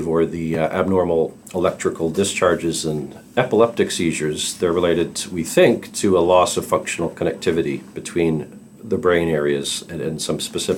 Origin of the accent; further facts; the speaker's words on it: Calgary, Alberta, Canada; I'm a pediatric psychologist from Calgary, Canada